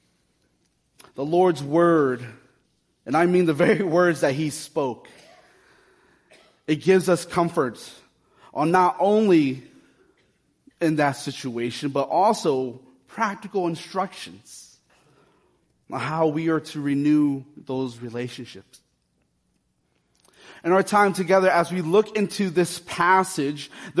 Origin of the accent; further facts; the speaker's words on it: Akron, Ohio, United States; Growing up in the North Hill, Akron community, the neighborhood was very diverse. Our schools, the schools I went to growing up